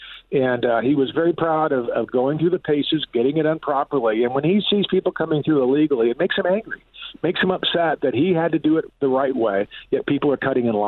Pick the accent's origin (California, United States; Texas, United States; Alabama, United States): California, United States; San Diego; I'm a first-time candidate. I'm a businessman from San Diego.